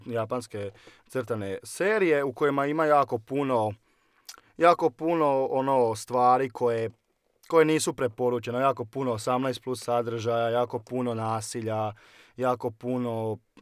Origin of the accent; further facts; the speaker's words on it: Osijek, Osijek-Baranja County, Croatia; dolazim iz Osijeka i cijeli život sam proveo u Osijeku, tu sam odrastao